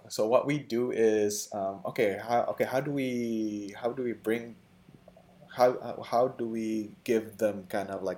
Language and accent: English; Indonesia; moved away; I'm from Indonesia